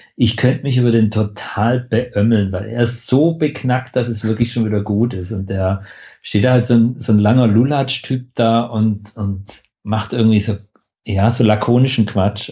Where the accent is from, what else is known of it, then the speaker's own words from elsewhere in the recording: Stuttgart, Baden-Württemberg, Germany; bei uns in Stuttgart im Theaterhaus